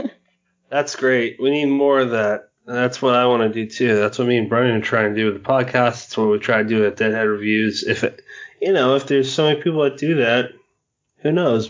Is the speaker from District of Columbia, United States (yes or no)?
no; Massachusetts, United States; moved away; lived in Massachusetts